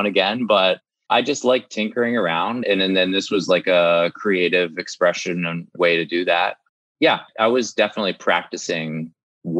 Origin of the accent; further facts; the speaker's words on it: Maryland, United States; I'm from Maryland. So there are some like food rituals there, like blue crabs